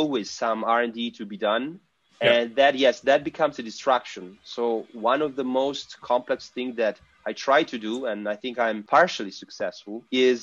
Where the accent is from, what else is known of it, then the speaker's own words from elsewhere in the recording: Italy; we are from Italy